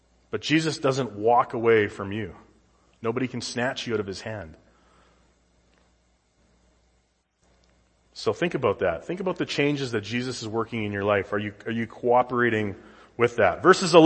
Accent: Saskatchewan, Canada; now in United States; growing up in Saskatchewan

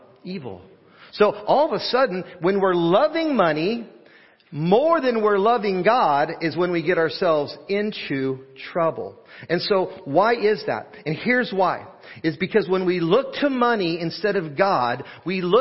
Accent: Portland, Oregon, United States; I grew up in Portland, Oregon, and blessed to have grown up in a little area, pocket of Portland called Happy Valley

